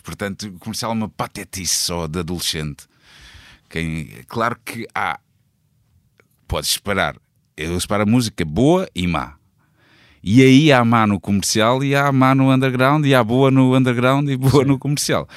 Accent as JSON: {"language": "Portuguese", "town": "Almada", "region": "Setúbal", "country": "Portugal", "tie": "born or raised there", "also_born_or_lived": "Angola", "said": "que é em Cacilhas, exatamente na rua onde eu, onde eu cresci"}